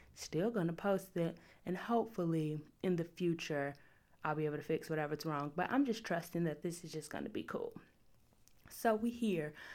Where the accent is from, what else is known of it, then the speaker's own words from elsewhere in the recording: Chicago, Illinois, United States; I'm from the South Side